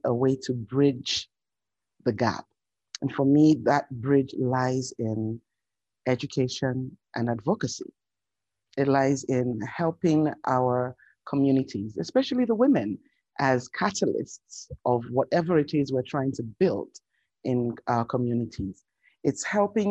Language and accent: English; Lagos, Nigeria; moved away; I was born in Lagos, in the beautiful city that is the commercial capital of Nigeria.